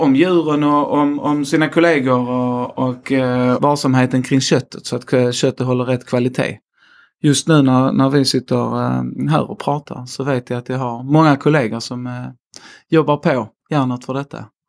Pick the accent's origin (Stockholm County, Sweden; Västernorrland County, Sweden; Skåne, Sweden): Skåne, Sweden; accent: Scanian; 37 år och skåning, som jag nog inte kan förneka i min dialekt. Också tvåbarnsfar och eh, bor mitt i Skåne.